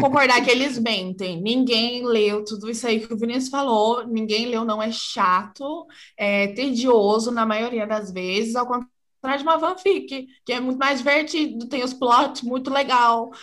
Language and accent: Portuguese; Santa Bárbara d'Oeste, São Paulo, Brazil; eu sou de Santa Bárbara do Oeste, São Paulo